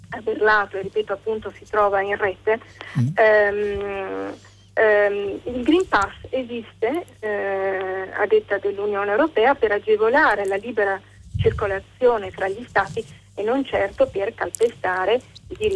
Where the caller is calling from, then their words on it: Milan, Lombardy, Italy; siamo da Milano.